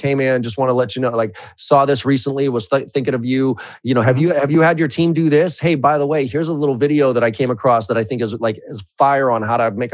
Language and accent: English; Boston, Massachusetts, United States; I'm from Boston